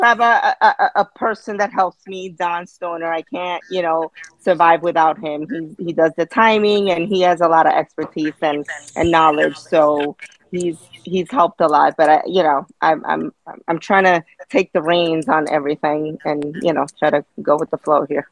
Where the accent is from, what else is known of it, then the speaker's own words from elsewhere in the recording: New York City, New York, United States; now in Florida, United States; I, from New York, I grew up in the Bronx